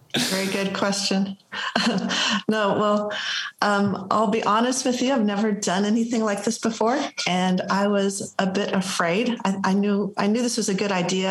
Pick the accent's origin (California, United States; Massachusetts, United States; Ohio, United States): California, United States; Los Angeles; now in Spring, United States; I'm originally from the Los Angeles area, and we now live in Spring, Texas